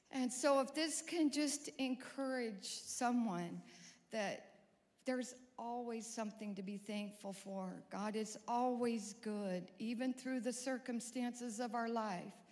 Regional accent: California, United States; also born or lived in Montana; now in Fayetteville, United States; We're new here to Fayetteville. Our kids moved to Prairie Grove about over a year ago. We're from California and then went to Montana.

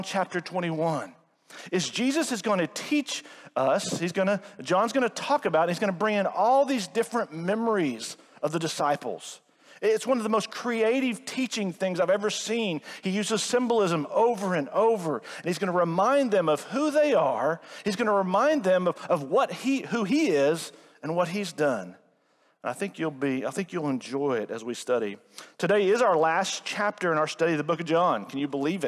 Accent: Rogers, Arkansas, United States; I grew up here in Northwest Arkansas. I'm a Rogers native

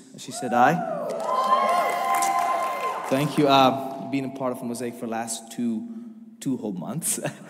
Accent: Nepal; moved away as an adult; now in United States; I come from Nepal. Came to the United States 2 years ago as a student. Graduated last May.

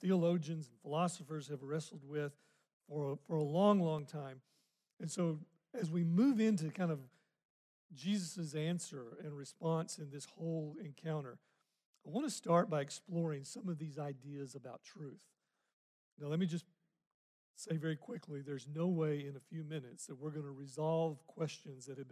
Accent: Arkansas, United States; I grew up in Arkansas

